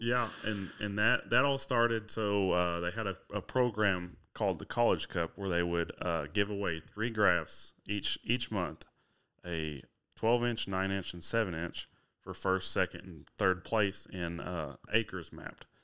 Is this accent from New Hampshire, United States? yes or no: no; Huntsville, Arkansas, United States; I'm from Huntsville, Arkansas, so it's only about forty-five minutes to Fayetteville